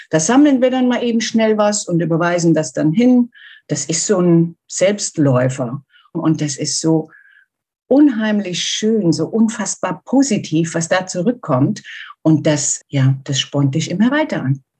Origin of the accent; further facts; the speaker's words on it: Germany; ich komme aus Deutschland, ich wohne in der Nähe von Frankfurt. Ich bin 59 Jahre alt